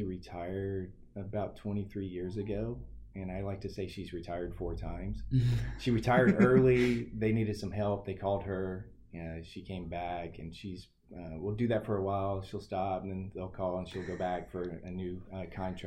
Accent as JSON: {"language": "English", "town": "Huntsville", "region": "Alabama", "country": "United States", "tie": "born or raised there", "moved": "yes", "lives_now": "York, United States", "said": "I grew up Rocket City, USA, Huntsville, Alabama"}